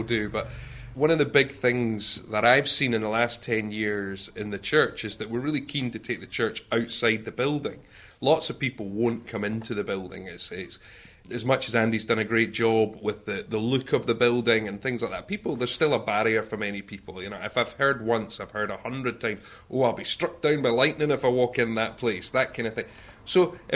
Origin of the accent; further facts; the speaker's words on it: Stirling, Scotland, United Kingdom; moved away as an adult; also born or lived in Aberdeen; now in Edinburgh, United Kingdom; I'm not from here. I grew up in Stirling. I've been in Aberdeen for the last 10 years.